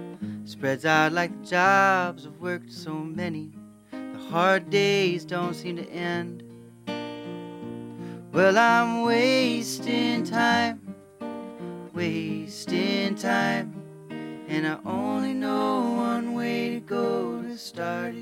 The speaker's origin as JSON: {"language": "English", "town": "Peoria", "region": "Illinois", "country": "United States", "said": "We are from Peoria"}